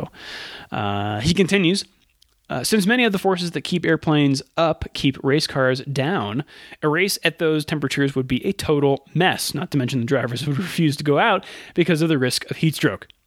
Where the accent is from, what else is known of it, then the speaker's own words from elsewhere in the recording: Canada; Uh, I'm from Canada, and we get the sports, uh, Sky Sports feed